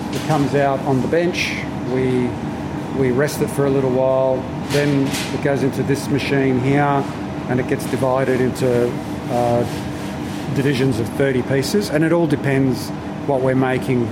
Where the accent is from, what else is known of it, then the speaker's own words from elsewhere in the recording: Melbourne, Victoria, Australia; I was born here in Australia, but my parents were Italian